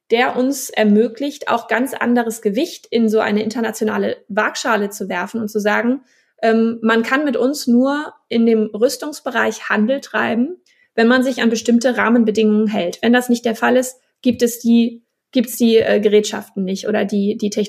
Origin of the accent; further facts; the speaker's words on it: Schleswig-Holstein, Germany; Ich komme aus Schleswig-Holstein. Wir haben hier einen großen ähm, Marineschiffbau